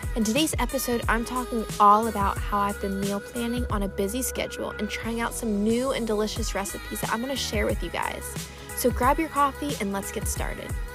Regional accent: Pennsylvania, United States; moved away; my family is in Pennsylvania. I'm from Pennsylvania and they're still there

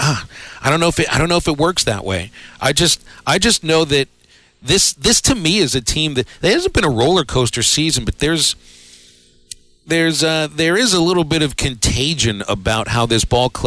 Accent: Pittsburgh, Pennsylvania, United States; my hometown team

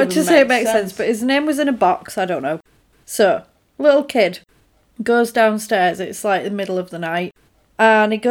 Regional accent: Yorkshire and the Humber, United Kingdom; I am from Yorkshire.

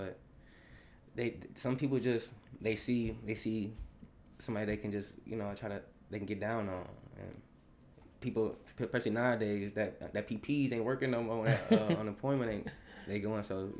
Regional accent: Detroit, Michigan, United States; also born or lived in Westland, Michigan

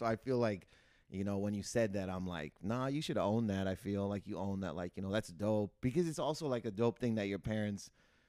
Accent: Windsor, Ontario, Canada; born or raised there; moved away as an adult; also born or lived in Toronto; now in Los Angeles, United States

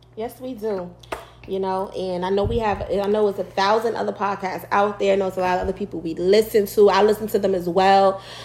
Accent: New York, United States; moved away as an adult; now in Virginia, United States; I'm from New York. Y'all probably can tell in my well, in an accent y'all believe I have

